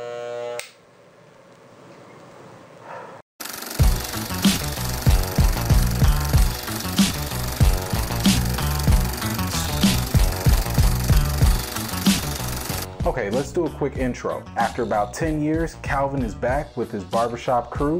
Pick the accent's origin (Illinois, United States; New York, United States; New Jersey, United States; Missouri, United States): Illinois, United States; Chicago; As a Chicagoan